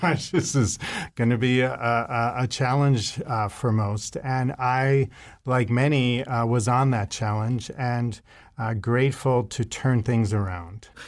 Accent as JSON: {"language": "English", "town": "New York City", "region": "New York", "country": "United States", "tie": "born or raised there", "said": "I, uh, was born and raised in New York City area"}